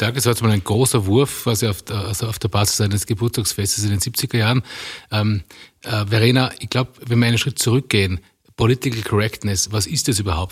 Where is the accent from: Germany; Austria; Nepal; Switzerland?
Austria; Tyrol; als ich als Kind aufgewachsen bin im konservativen Tirol